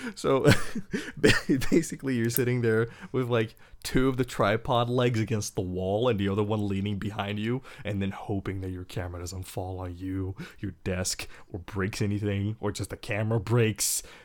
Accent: Belgium; I am from Belgium. I'm European.

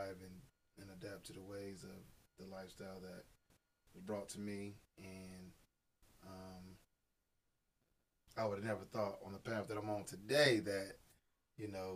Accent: Stockton, California, United States; also born or lived in Oakland, California / Moreno Valley, California; I'm originally from California, representing Stockton. Born in Oakland, raised in Stockton. Migrated to the, we're going to call it the Moreno Valley

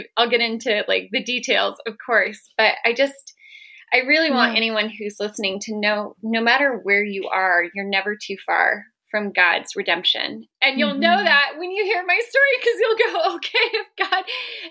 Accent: Southern California, United States; moved away as an adult; also born or lived in Colorado / Salt Lake City; now in Northern Nevada, United States; I grew up in Southern California

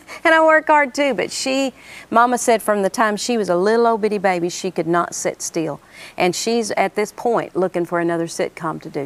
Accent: Oklahoma, United States; I'm glad I'm from Oklahoma

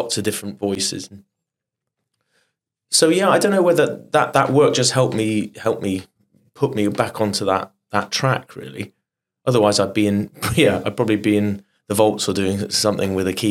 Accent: Bath, South West England, United Kingdom; I'm from the West Country, from Bath, and I was a chorister when I was young, when I was 11.

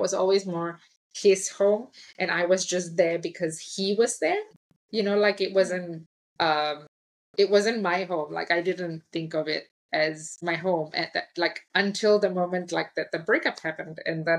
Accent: Singapore; moved away as an adult; now in Veracruz, Mexico; So I was born and raised in Singapore.

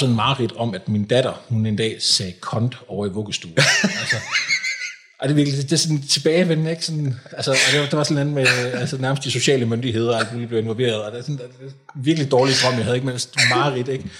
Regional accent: Kolding, Southern Denmark, Denmark; also born or lived in Frederiksberg; now in Lyngby, Denmark; jeg kommer oprindeligt fra, fra Kolding

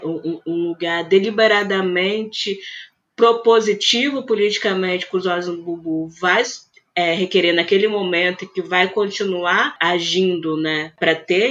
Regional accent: Vitória, Espírito Santo, Brazil; aqui em Vitória mesmo, né, no Espírito Santo, que é de onde eu sou

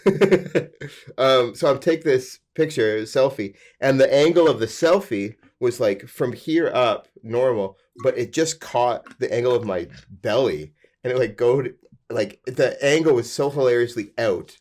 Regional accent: Alberta, Canada; I'm from Alberta, where the legal drinking age is eighteen

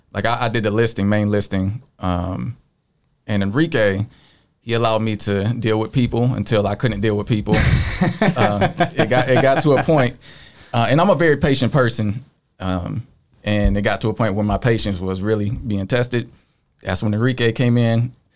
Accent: Joliet, Illinois, United States; now in Nashville, United States; Joliet. I say Chicago because no one knows where Joliet is.

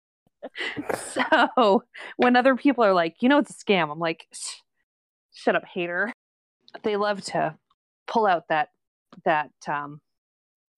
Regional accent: New England, United States; I grew up in New England

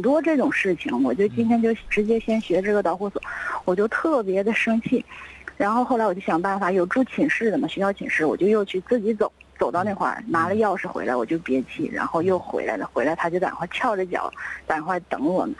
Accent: Jilin, China; moved away as an adult; now in Heilongjiang, China; 我是吉林人，啊，啊。然后，呃，以前是在吉林上学，然后本科、研究生都是在咱吉林上的，后来啊。工作找到黑龙江了，然后啊。在这儿成家了

